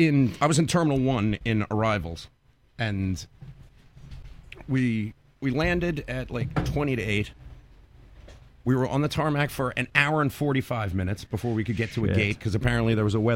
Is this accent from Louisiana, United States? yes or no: no; New York, United States; I'm from New York.